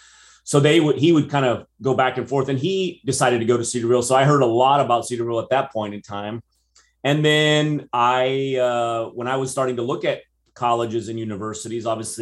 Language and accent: English; Brazil; English is a second language; now in United States; Well, I think growing up in American high school in Brazil, I always had this dream of coming to America and being in America. But I will say that it actually, surprisingly, even though I can speak English, you don't detect an accent or anything, but I am Brazilian.